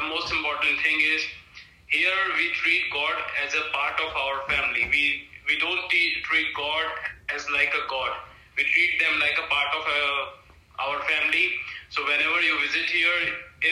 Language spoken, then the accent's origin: English; Varanasi, Uttar Pradesh, India; that is my hometown, that is Varanasi